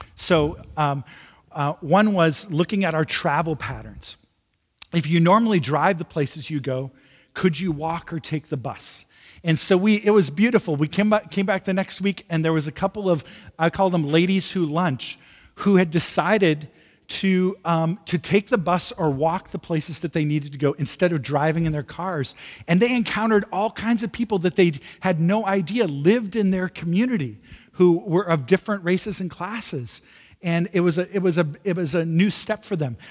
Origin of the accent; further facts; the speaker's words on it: Midwest, United States; now in San Francisco, United States; I'm from the Midwest originally. Uh, moving to San Francisco was a bit of a shock to me